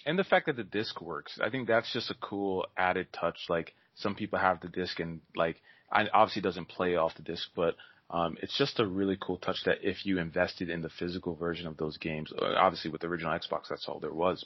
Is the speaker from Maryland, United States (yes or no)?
yes; Maryland, United States; also born or lived in New York; I was born in New York, I, and then I grew up in, in Maryland